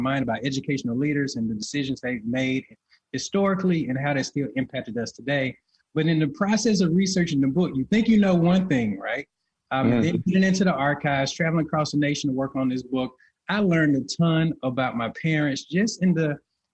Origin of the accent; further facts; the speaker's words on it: Boligee, Alabama, United States; I grew up in a town called Bologi, which is in West Central Alabama in Greene County